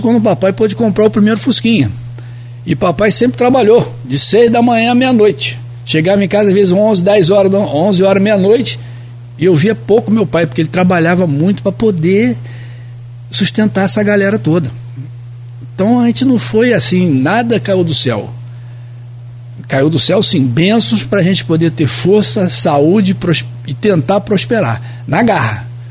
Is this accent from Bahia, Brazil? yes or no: no; Rio de Janeiro, Brazil; now in Campos dos Goytacazes, Brazil; eu sou carioca, vim do Rio de Janeiro, nasci na beira de um, de um morro lá no, no Lins de Vasconcelos, no Meia